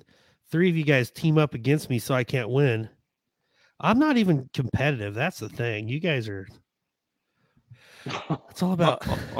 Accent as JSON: {"language": "English", "town": "Hutchinson", "region": "Kansas", "country": "United States", "tie": "born or raised there", "also_born_or_lived": "Abbyville, Kansas", "said": "so where did you grow up? And I said, Hutchinson, Kansas. You know, Abbeville, Kansas."}